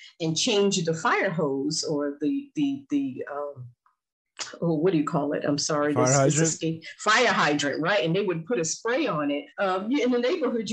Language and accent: English; New York City, New York, United States; now in Baltimore, United States; I grew up in Fort Greene houses